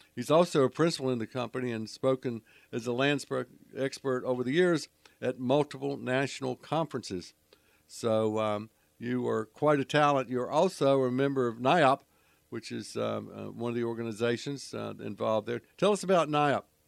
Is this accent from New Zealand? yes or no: no; Charlotte, North Carolina, United States; moved away as an adult; I grew up in Charlotte and left in uh, 1974